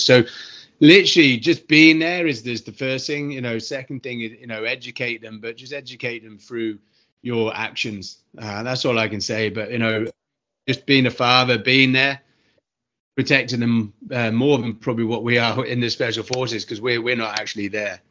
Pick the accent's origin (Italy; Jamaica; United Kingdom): United Kingdom; moved away; from my accent, I'm from the UK originally